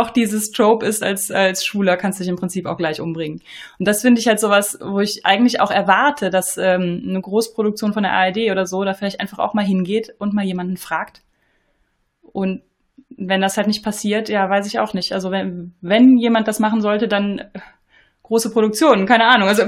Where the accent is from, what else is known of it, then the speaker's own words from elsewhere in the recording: Eifel, Germany; kommen beide aus der Eifel